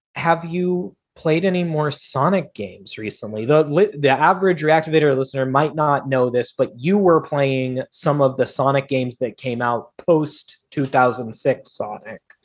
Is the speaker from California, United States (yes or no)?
no; Federal Way, Washington, United States; My hometown, Federal Way, Washington.